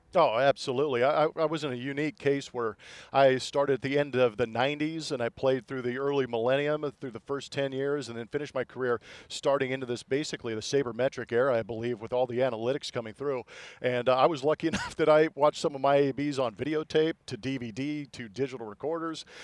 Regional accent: Southern California, United States; moved away as an adult; now in Houston, United States; being a Southern California guy

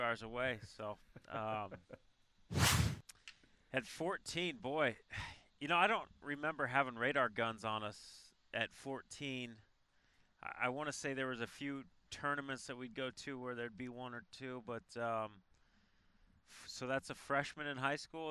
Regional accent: Colorado, United States; moved away as an adult; also born or lived in Arizona; played three sports in in high school in Colorado.

